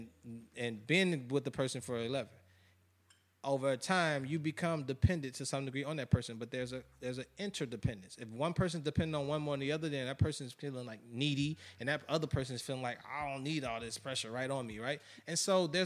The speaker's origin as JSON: {"language": "English", "town": "Chicago", "region": "Illinois", "country": "United States", "said": "I'm from Chicago"}